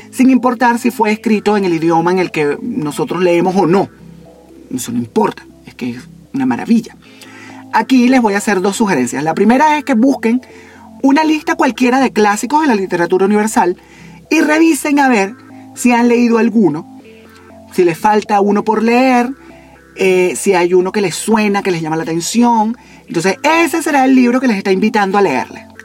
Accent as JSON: {"language": "Spanish", "region": "eastern Venezuela", "country": "Venezuela", "said": "No oriental de mi tierra de oriente de, de Venezuela, no, oriental."}